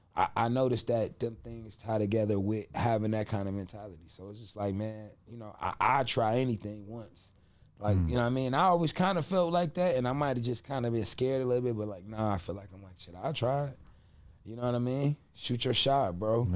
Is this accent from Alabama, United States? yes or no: no; Cleveland, Ohio, United States; I grew up in Cleveland, Ohio, on St. Clair